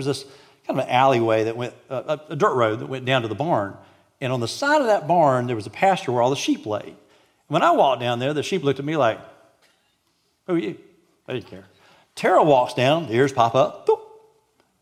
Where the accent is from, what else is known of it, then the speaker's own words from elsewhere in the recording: Athens, Georgia, United States; moved away as an adult; now in Thomasville, United States; I grew up in Athens, Georgia